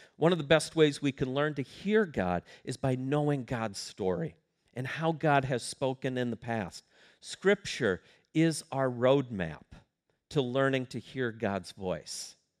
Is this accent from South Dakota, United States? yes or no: yes; Sioux Falls, South Dakota, United States; I grew up in Sioux Falls, South Dakota